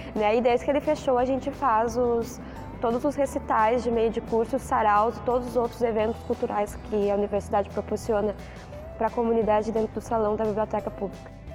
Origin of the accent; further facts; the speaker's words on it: Jaguarão, Rio Grande do Sul, Brazil; Eu sou de Jaguarão